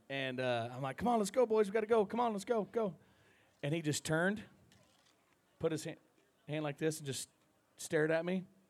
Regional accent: Sidney, Iowa, United States; my hometown rodeo, Sydney, Iowa.

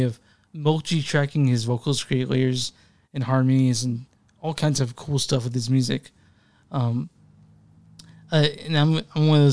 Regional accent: near Duncanville, Texas, United States; which is like maybe 15 minutes where I grew up

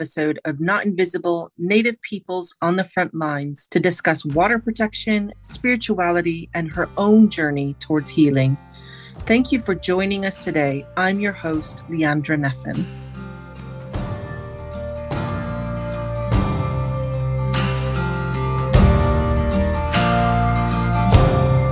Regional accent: Omaha homelands, Nebraska, United States; we grew up in the same homelands. We're both Omaha

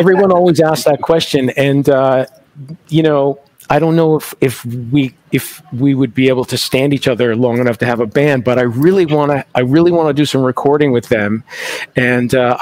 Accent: Canada; also born or lived in Toronto; now in Montreal, Canada; I am a Canadian, so, it made sense to come here.

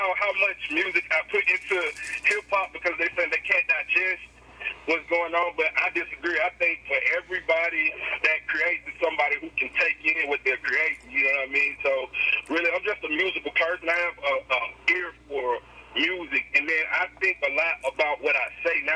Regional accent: Columbus, Mississippi, United States; I'm from Columbus, Mississippi

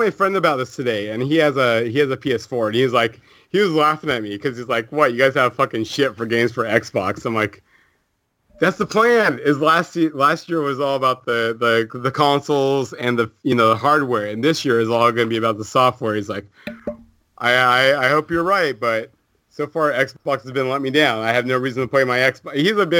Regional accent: Canada; I'm Canadian.

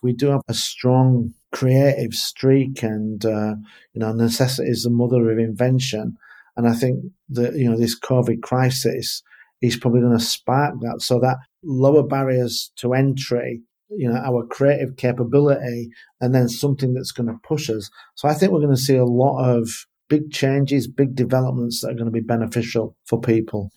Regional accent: England, United Kingdom; for me being English

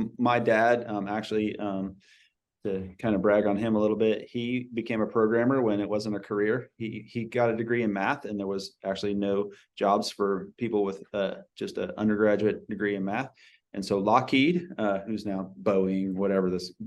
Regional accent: Georgia, United States; moved away as an adult; now in California, United States; I grew up in Georgia

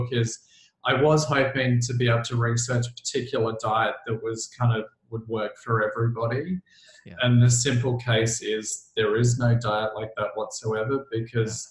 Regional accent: Melbourne, Victoria, Australia; I'm from Melbourne, Australia, which is like the coffee capital of the world.

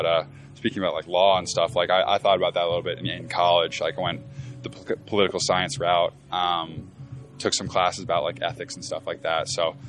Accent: East Coast, United States; And so I'm from the East Coast, obviously, so my only experience of the West Coast is kind of inland.

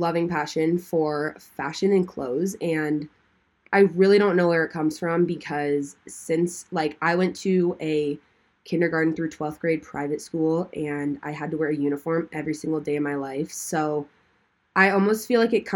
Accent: Duluth, Georgia, United States; I am originally from Duluth, Georgia. I have lived in Georgia my whole life. I was born there. I grew up there

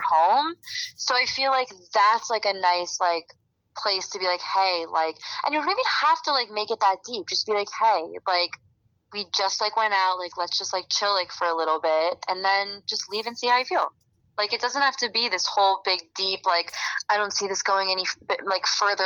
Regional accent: Florida, United States; I'm from Florida

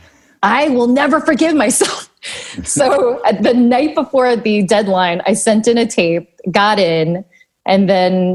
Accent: New York, United States; English is a second language; also born or lived in Long Island; I grew up in New York, in Queens, and then in Long Island

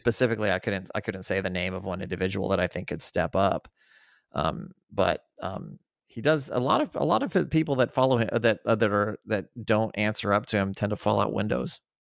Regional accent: Albuquerque, New Mexico, United States; I grew up in Albuquerque.

